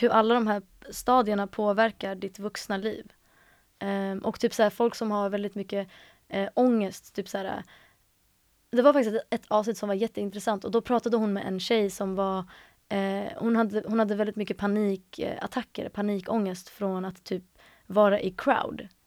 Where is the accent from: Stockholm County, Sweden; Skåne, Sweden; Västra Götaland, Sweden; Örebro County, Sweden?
Stockholm County, Sweden; Stockholm; Jag är uppvuxen i Stockholm, i eh, mellan, eller i Hjulsta första halvan av mitt liv och sen resten av mitt liv är jag uppvuxen i Akalla.